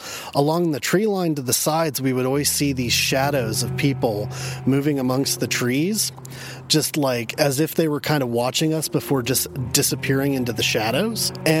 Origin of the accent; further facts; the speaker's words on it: New Braunfels, Texas, United States; I'm from New Braunfels, Texas